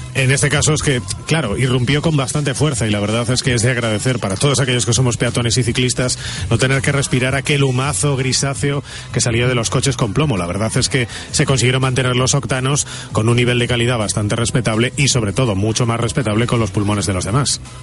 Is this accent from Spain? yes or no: yes; Galicia, Spain; moved away; vengo de Galicia